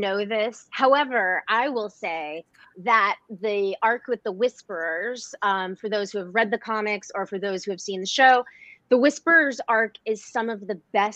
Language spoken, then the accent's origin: English; Atlanta, Georgia, United States; moved away; I have been spending the last year and a half in Atlanta, my hometown.